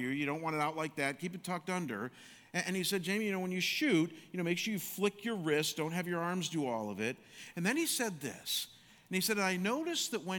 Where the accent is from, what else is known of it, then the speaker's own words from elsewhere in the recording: Chagrin Falls, Ohio, United States; also born or lived in Michigan; growing up in Chagrin Falls, everybody and their brother played basketball